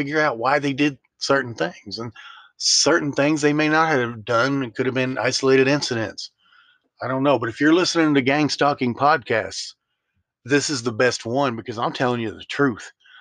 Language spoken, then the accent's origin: English; Memphis, Tennessee, United States; moved away; I'm from Memphis, Tennessee.